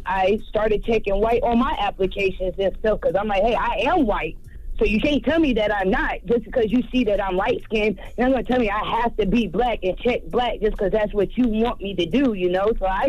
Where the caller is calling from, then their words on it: Fayetteville, United States; Good morning. I'm calling from Fayetteville.